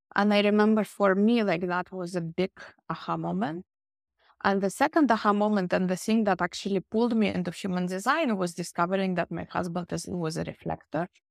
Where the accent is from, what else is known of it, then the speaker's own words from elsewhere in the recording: Russia; also born or lived in Barcelona, Spain; now in Finland; I was born originally in Russia, and then we moved to Finland long time ago